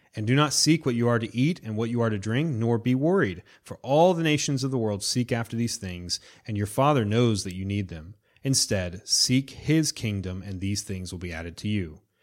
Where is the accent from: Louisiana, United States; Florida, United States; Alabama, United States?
Florida, United States; I'm from Florida